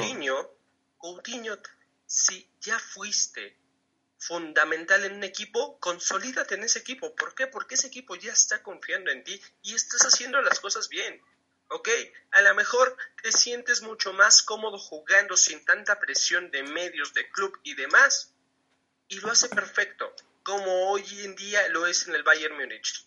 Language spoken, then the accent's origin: Spanish; Mexico; Yo siendo mexicano